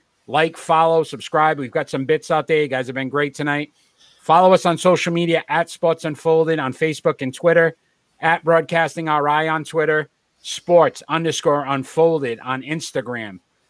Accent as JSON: {"language": "English", "region": "New England", "country": "United States", "said": "we're from New England"}